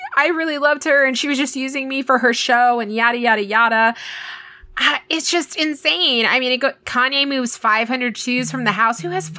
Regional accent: Texas, United States; we grew up in Texas

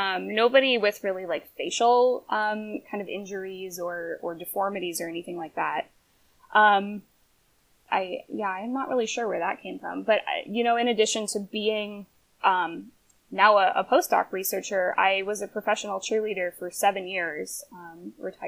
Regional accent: Pennsylvania, United States; moved away as an adult; also born or lived in Atlanta / Davis, California / Sacramento; I grew up in Pennsylvania

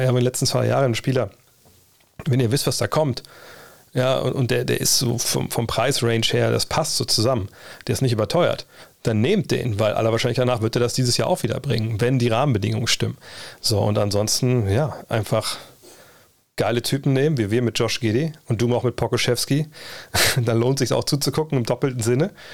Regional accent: Wolfsburg, Lower Saxony, Germany; ich komme nur aus dem Problemstadtteil Westhagen

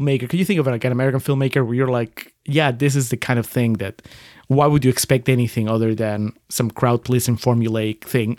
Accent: Peru; moved away; growing up in Peru

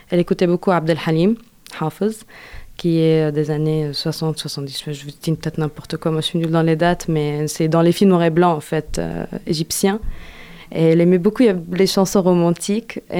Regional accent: Lebanon; après j'ai fini et je suis rentrée chez moi au Liban.

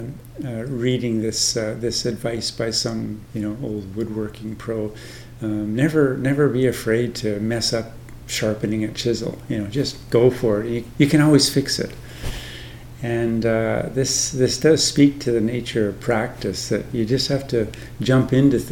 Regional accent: Canada; moved away as an adult; now in Thailand; I live in Thailand now, but I'm Canadian and was ordained in Canada and spent the bulk of my monastic life in Canada

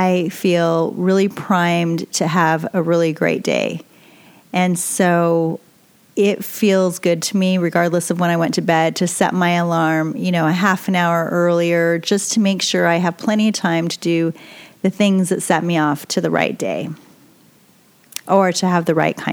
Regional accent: New York, United States; I'm originally from New York

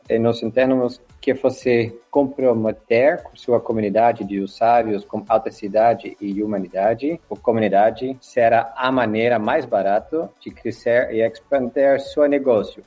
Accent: Netherlands; Portuguese is a second language; Eu sou holandês

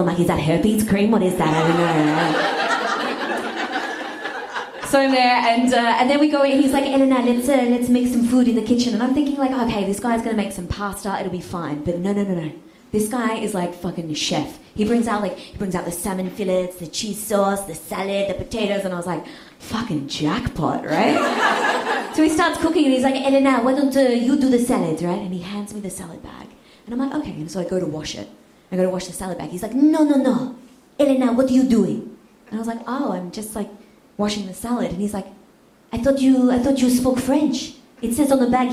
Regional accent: Australia; I'm Australian, I barely speak English properly

